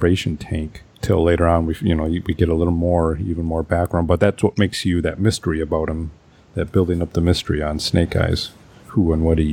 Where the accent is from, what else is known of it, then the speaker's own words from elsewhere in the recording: Wisconsin, United States; my home state, Wisconsin